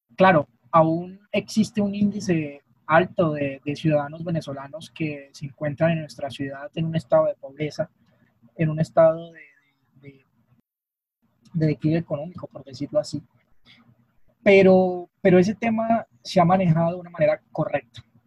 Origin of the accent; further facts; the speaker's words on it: Cúcuta, Norte de Santander, Colombia; Vengo en representación del, Departamento de Norte de Santander, específicamente la ciudad de Cúcuta